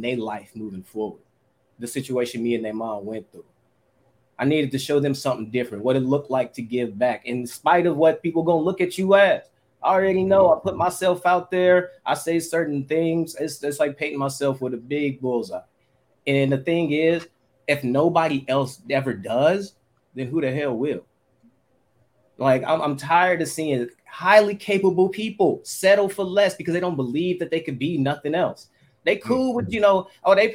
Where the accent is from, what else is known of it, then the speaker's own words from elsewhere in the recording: Oakland, California, United States; I'm from 94 from Plymouth, heart of the kill zone. I grew up with nothing but people getting killed all around me.